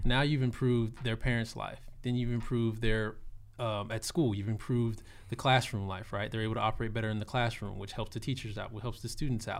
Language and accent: English; Austin, Texas, United States; also born or lived in Arlington, Texas; I am born and raised in Austin, Texas, South Austin